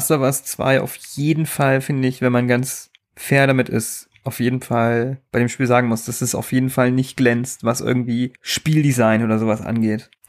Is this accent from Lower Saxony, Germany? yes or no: yes; Einbeck, Lower Saxony, Germany; also born or lived in East Germany (GDR); Gutes Einbäcker, Bier. Beste Bier, wo gibt, Leute. Ist das okay? Aber solange du kein Geld dafür kriegst. Ich krieg dafür kein Geld. Ich bin einfach. Nur Bier. Das ist meine Heimat. Das ist meine Heimat. Ich komme aus der Heimat, das ist mein Heimatbier.